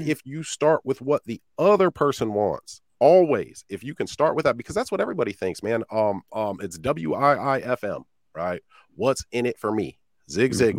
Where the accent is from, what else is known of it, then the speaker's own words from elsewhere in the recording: Iowa, United States; I'm from Iowa, man, middle of the cornfields.